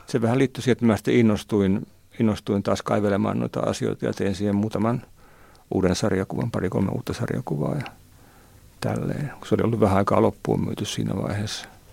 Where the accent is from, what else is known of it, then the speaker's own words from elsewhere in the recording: Nivala / Haapajärvi area, North Ostrobothnia, Finland; mun kavereitten lehti siellä meillä, meillä päin Nivalan Haavajärven kulmilla